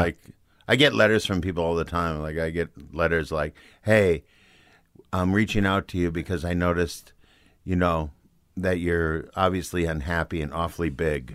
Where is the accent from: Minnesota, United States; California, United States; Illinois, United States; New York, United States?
Minnesota, United States; Saint Paul; moved away as an adult; also born or lived in Los Angeles; I grew up in Saint Paul